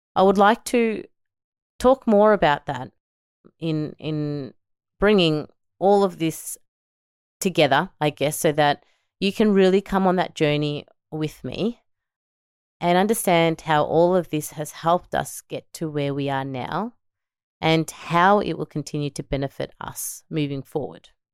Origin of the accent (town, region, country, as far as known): Melbourne, Victoria, Australia; born or raised there; also born or lived in El Salvador